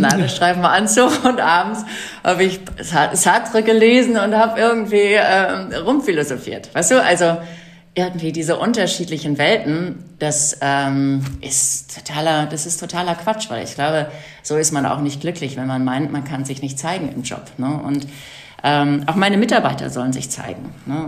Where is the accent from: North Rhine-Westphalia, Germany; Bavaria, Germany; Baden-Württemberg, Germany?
North Rhine-Westphalia, Germany; Ich bin auf dem Bauernhof groß geworden in Westfalen